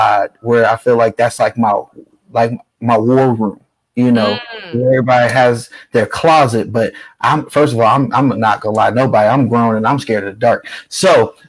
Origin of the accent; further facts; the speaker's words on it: Bay Area, California, United States; now in Las Vegas, United States; I was from the Bay Area